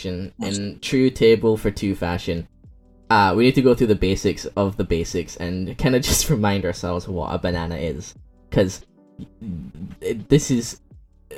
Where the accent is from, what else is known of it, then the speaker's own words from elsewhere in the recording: Bicol Region, Philippines; in my hometown in Philippines, in Bicol, Philippines, we make banana hearts